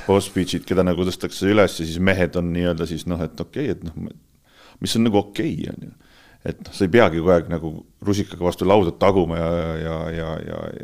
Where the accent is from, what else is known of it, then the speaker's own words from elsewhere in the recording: Estonia; me oleme eestlased